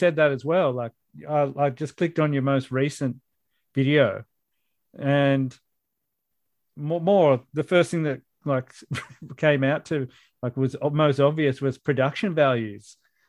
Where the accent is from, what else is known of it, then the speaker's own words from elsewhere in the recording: Gosford, New South Wales, Australia; we had a big chat about growing up in Central Coast, in particular East Gosford.